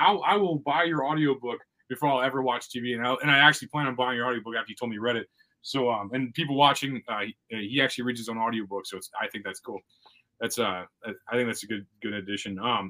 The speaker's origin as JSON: {"language": "English", "region": "Missouri", "country": "United States", "said": "I'm from Missouri."}